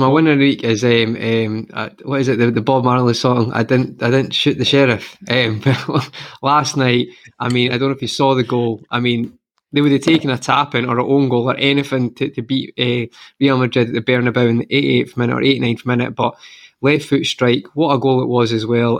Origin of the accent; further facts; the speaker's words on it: Scotland, United Kingdom; I'm from Scotland